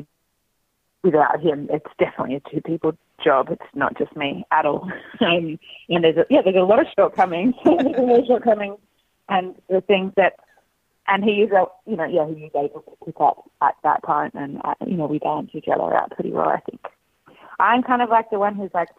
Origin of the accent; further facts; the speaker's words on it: Western New South Wales, Australia; also born or lived in Sydney; I grew up in Western New South Wales on a farm